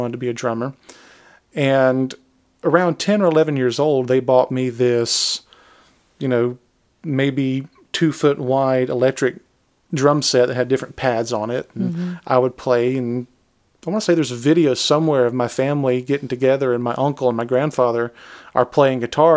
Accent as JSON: {"language": "English", "area": "Pike County", "region": "Georgia", "country": "United States", "tie": "born or raised there", "also_born_or_lived": "Griffin, Georgia", "said": "I was born and raised in Georgia. Mm-hmm. I was born in Griffin. Spent all my life in Pike County. Still live in Pike County."}